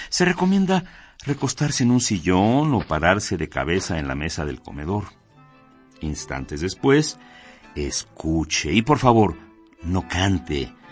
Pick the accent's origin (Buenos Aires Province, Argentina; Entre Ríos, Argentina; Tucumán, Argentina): Buenos Aires Province, Argentina; Banfield; Éramos la risa en Banfield, con las R's y todo hablando en francés. Crecí en Banfield, pueblo suburbano de Buenos Aires, en una casa con jardín lleno de gatos, perros, tortugas y cotorros.